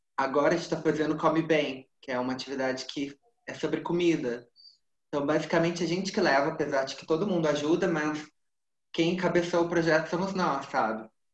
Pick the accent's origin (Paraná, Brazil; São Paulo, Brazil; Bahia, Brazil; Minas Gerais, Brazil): Minas Gerais, Brazil; Eu sou mineiro